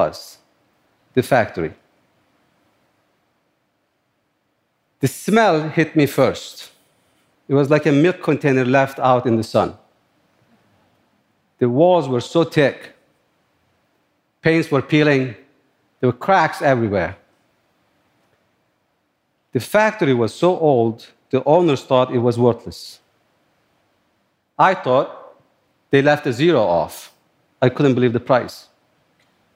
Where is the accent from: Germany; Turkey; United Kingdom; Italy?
Turkey; born or raised there; moved away as an adult; now in New York, United States